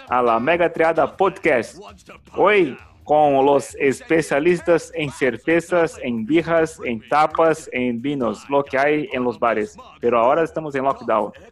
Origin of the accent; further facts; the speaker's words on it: Brazil; Spanish is a second language; vengo de Brasil.